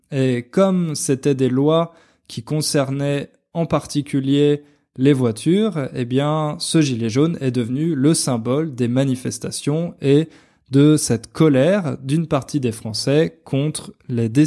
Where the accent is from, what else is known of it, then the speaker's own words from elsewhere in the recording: France; enfin plutôt comme moi parce que moi je suis français et j'imagine que vous non